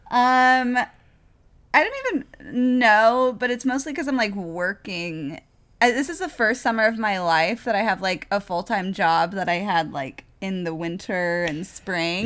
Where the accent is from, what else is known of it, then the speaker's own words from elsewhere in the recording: Wichita, Kansas, United States; moved away; I was born in Wichita